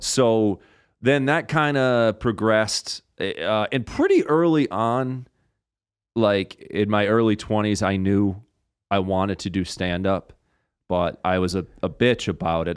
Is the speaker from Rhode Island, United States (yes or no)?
yes; Rhode Island, United States; I'm from Rhode Island and how I talk